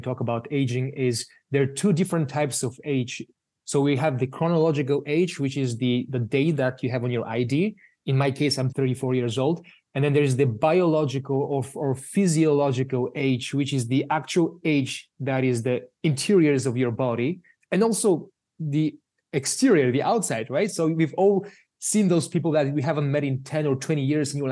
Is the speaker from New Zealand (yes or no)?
no; Bulgaria; moved away; I'm from Bulgaria originally